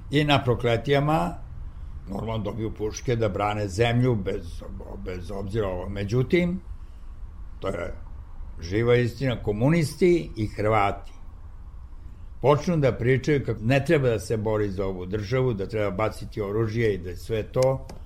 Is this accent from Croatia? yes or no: no; Niš, Nišava District, Serbia; born or raised there; moved away